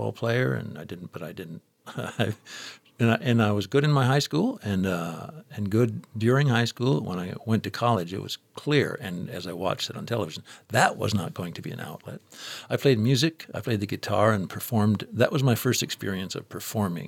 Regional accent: Newberry, Michigan, United States; the town I grew up in Newberry, Michigan, in the Upper Peninsula

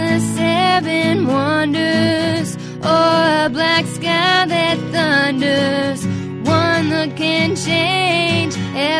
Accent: Virginia, United States; I shot it in my hometown in Virginia

